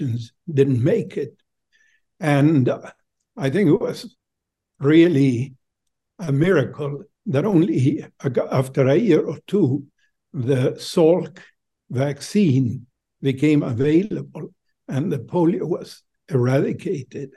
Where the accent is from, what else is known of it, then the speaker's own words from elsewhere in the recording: Buenos Aires, Argentina; moved away as an adult; now in United States; I'm originally from Buenos Aires, Argentina